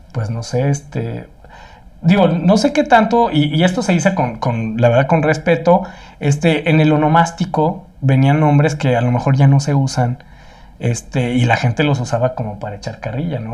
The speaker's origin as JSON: {"language": "Spanish", "country": "Mexico", "said": "ya sabemos cómo somos los mexicanos"}